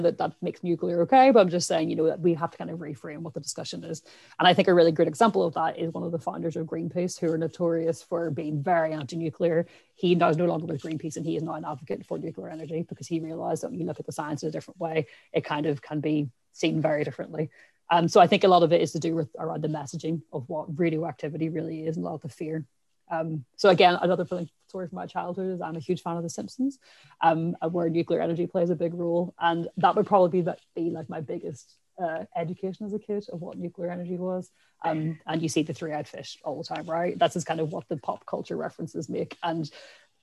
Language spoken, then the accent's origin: English; Ireland; accent: Irish; My accent is very Irish. I'm from Ireland, where we don't have nuclear power stations